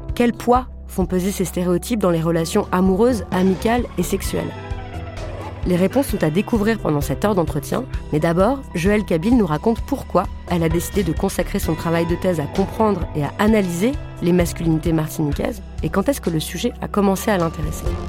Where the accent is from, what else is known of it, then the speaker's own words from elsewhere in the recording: France; Je suis blanche, j'ai grandi en France hexagonale